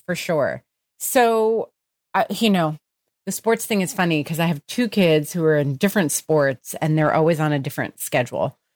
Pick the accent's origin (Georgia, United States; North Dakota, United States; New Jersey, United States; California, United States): New Jersey, United States; I grew up in New Jersey